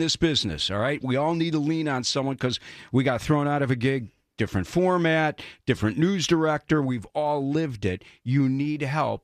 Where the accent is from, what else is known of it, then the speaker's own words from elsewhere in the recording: Oak Lawn, Illinois, United States; I grew up in Oak Lawn